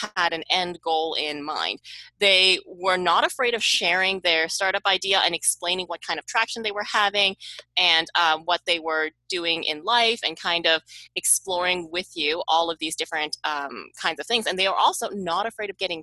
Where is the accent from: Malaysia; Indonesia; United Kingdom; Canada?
Canada; moved away as an adult; also born or lived in Silicon Valley; I am from Canada, and I moved to Silicon Valley